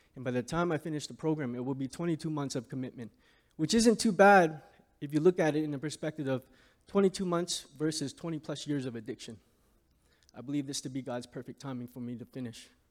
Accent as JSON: {"language": "English", "town": "Hamilton", "region": "Ontario", "country": "Canada", "tie": "born or raised there", "said": "I grew up in Hamilton, Ontario, surrounded by housing projects."}